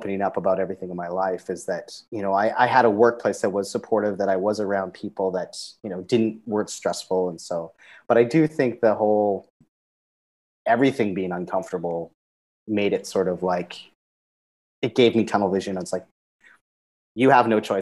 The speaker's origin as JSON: {"language": "English", "country": "Canada", "tie": "born or raised there", "also_born_or_lived": "Zambia", "moved": "as an adult", "lives_now": "Cambodia", "said": "I grew up in Canada, multicultural"}